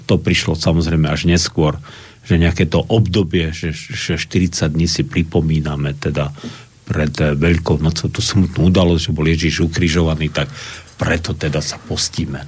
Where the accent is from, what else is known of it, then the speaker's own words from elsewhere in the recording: Slovakia; som Slovák